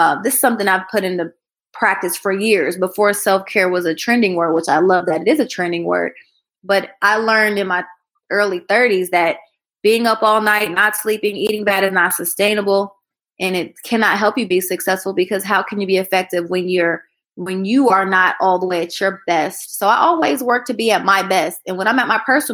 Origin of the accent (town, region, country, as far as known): Columbus, Ohio, United States; born or raised there; moved away as an adult; also born or lived in Atlanta, Georgia